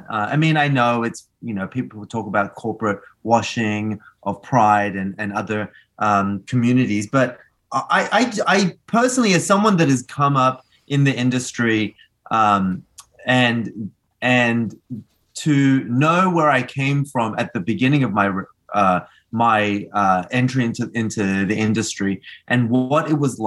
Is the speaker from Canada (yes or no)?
no; Australia; moved away; also born or lived in Argentina; I was born in Argentina, so I myself was an immigrant to Australia too